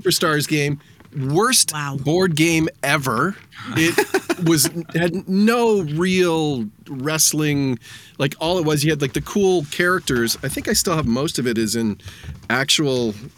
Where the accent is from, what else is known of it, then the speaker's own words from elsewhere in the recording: Stouffville, Ontario, Canada; the town I grew up in, Stouffville.